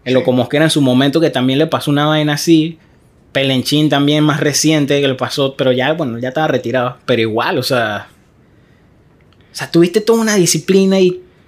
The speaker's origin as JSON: {"language": "Spanish", "town": "Arraiján", "region": "Panamá Oeste", "country": "Panama", "said": "yo soy de Arraiján"}